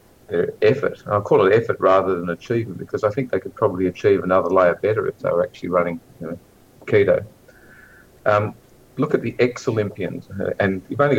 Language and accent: English; Australia; also born or lived in Tasmania; as an Australian